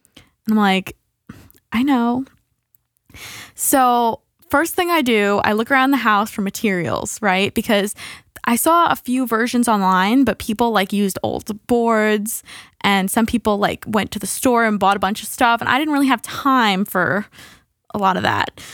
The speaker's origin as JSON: {"language": "English", "country": "United States", "said": "we're American"}